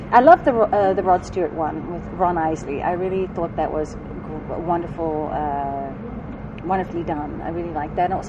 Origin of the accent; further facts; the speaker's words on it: South Africa; now in United States; when I came from South Africa, I when I came to the States, I had a very strong dance background, and. Um, also had extremely heavy accent